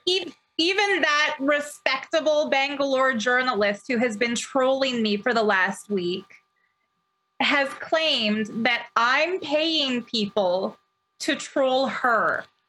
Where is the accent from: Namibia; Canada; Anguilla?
Canada; as a Canadian